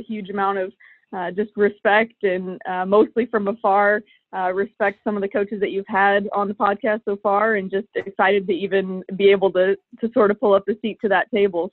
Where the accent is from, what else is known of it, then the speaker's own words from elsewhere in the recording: Illinois, United States; moved away; I grew up in Illinois, in the Midwest